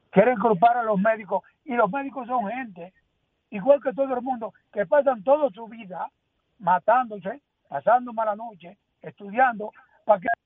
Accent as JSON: {"language": "Spanish", "country": "Dominican Republic", "said": "Como buen dominicano que me siento y soy."}